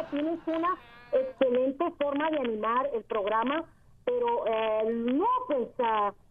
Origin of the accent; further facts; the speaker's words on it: San Luis Río Colorado, Sonora, Mexico; soy de San Luis Río, Colorado.